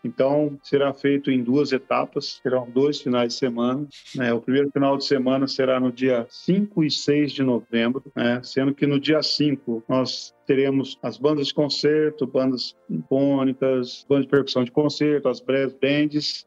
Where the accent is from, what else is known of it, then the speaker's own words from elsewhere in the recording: Cone Leste Paulista, São Paulo, Brazil; do fundo do vale do Cone Leste Paulista